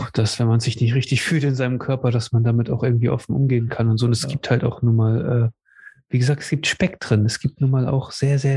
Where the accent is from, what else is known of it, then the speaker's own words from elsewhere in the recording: Cuxhaven, Lower Saxony, Germany; Und, ne, und ich ihm sage, aus Cuxhaven oder was auch immer.